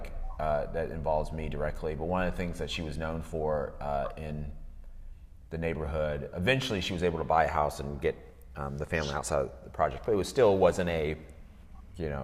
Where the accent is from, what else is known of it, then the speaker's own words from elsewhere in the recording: D.C. area, Northern Virginia, United States; also born or lived in Atlanta, Georgia; I was born in Atlanta, lived, and then my dad's work transferred us to Northern Virginia, D.C. area, all the way up through college